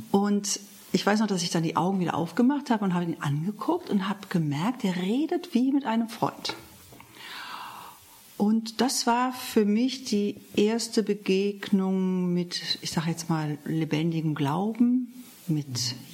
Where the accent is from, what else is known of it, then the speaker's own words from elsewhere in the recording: Solingen, North Rhine-Westphalia, Germany; ich komme aus Solingen, also Rheinland-Bergisches Land, ähm, bin geboren 1957